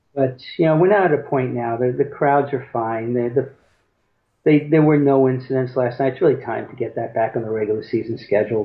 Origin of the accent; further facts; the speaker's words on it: Long Island, New York, United States; now in Boca Raton, United States; where I grew up on Long Island